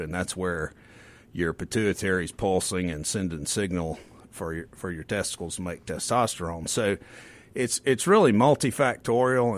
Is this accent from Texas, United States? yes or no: no; the Mississippi Delta, United States; I grew up in the Delta